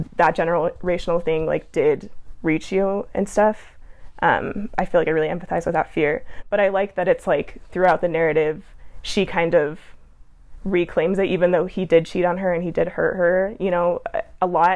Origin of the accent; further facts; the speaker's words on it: Provo, Utah, United States; I'm from Provo